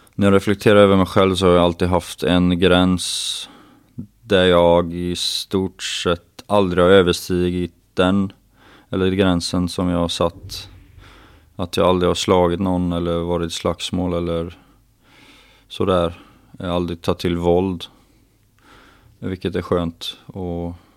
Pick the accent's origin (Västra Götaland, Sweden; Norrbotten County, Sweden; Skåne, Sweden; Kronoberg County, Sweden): Västra Götaland, Sweden; southern Dalsland; moved away; jag kommer från eh, jantets mecka i södra Dalsland där man inte får vara bra på någonting